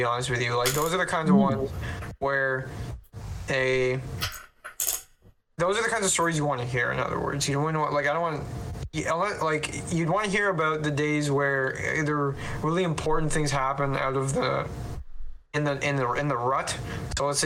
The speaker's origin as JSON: {"language": "English", "country": "Canada", "said": "being Canadian"}